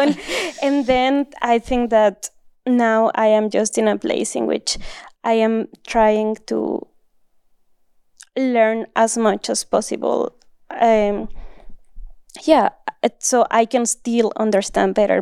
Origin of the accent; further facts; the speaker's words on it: northern Mexico, Mexico; English is a second language; moved away as an adult; also born or lived in Germany; now in Southern California, United States; grew up in Mexico and also in the north of Mexico